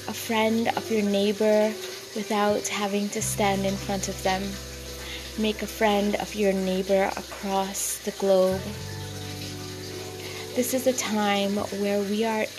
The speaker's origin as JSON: {"language": "English", "country": "Trinidad & Tobago", "moved": "yes", "lives_now": "Canada", "said": "my home country of Trinidad and Tobago"}